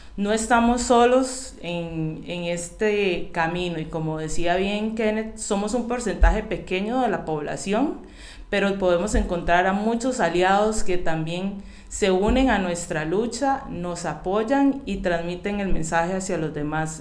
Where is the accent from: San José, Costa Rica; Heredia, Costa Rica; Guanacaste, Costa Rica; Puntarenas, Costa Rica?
San José, Costa Rica; now in Alajuela, Costa Rica; nací en San José, y vivo en Alajuela